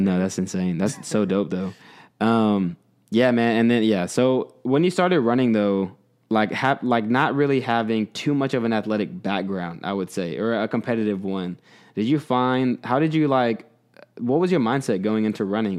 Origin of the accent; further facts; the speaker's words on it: Texas, United States; moved away; I grew up, mostly grew up in Texas